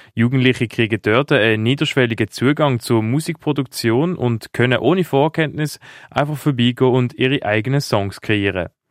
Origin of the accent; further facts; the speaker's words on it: Basel, Basel-Stadt, Switzerland; ich komme aus Basel